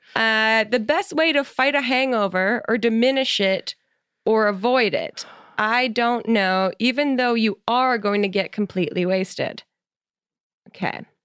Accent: New Jersey, United States; I'm from New Jersey.

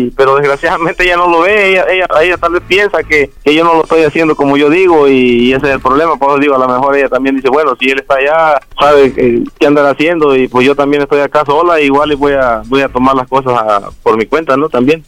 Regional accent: Jalisco, Mexico; moved away; also born or lived in Guerrero; nací en Guerrero, me crié en Jalisco

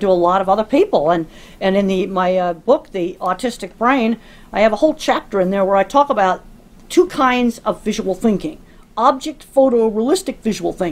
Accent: Dedham, Massachusetts, United States; I grew up in Dedham, Massachusetts, outside Boston

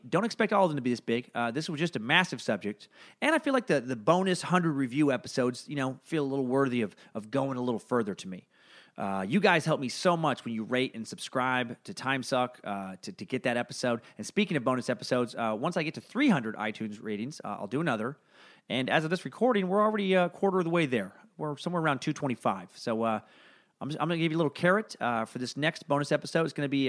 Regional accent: Idaho, United States; Maybe it's because I'm from Northern Idaho, a hotbed of conspiracy theory.

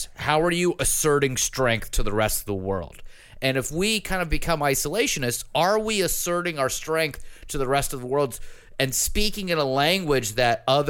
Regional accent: United States

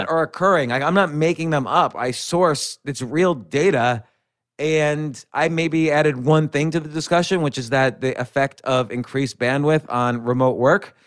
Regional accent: New York City, New York, United States; I was born in Manhattan, raised right around Manhattan, and I've been in Manhattan and New York City my entire adult life.

